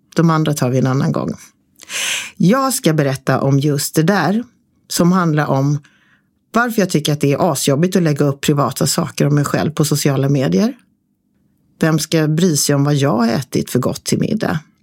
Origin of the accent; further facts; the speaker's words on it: Småland, Sweden; mina småländska tillika jantiga arbetarklassmönster